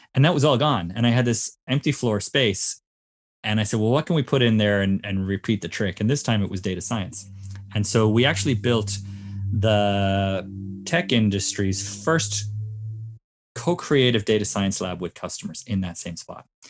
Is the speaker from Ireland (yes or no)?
yes; Cork, Munster, Ireland; moved away as an adult; now in California, United States; I'm originally from Cork in Ireland